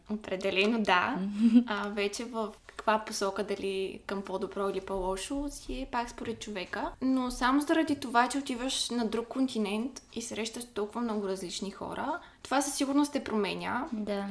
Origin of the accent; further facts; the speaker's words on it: Ruse, Ruse Province, Bulgaria; moved away as an adult; now in Varna, Bulgaria; От Русе съм. В момента уча във Варна